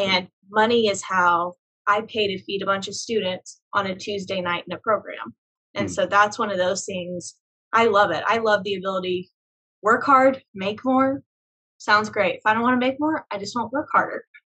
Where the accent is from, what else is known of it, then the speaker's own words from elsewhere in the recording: Tulsa, Oklahoma, United States; I grew up in Oklahoma.